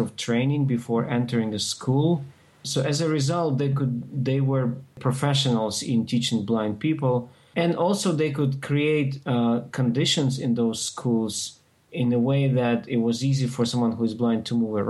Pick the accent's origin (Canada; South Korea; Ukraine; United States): Ukraine; I grew up in Ukraine